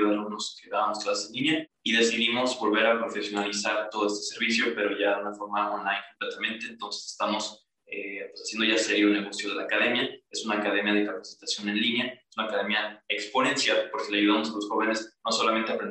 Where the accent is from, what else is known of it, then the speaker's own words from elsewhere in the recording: Toluca, State of Mexico, Mexico; also born or lived in Aguascalientes / Colima / Sonora; now in Puebla, Mexico; Yo soy de Toluca, del estado de México